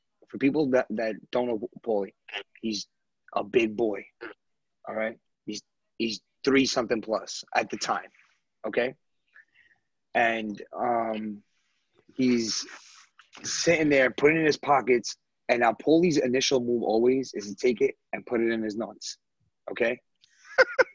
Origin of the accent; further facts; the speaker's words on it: United States; I'm American